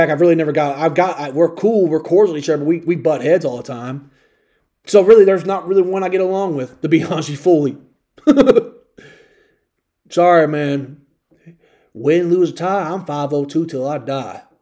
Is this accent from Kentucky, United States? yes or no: yes; Louisville, Kentucky, United States; now in Indiana, United States; I was raised in Louisville, Kentucky.